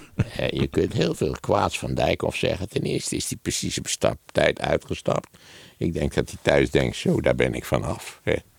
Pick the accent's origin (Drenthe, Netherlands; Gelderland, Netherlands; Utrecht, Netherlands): Gelderland, Netherlands; Wageningen; Ik ben natuurlijk opgegroeid in Wageningen